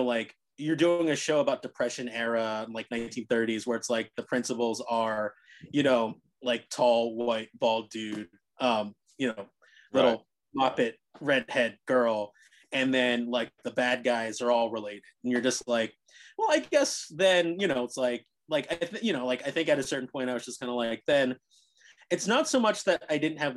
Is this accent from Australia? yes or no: no; Cherry Hill, New Jersey, United States; now in New York City, United States; growing up in Cherry Hill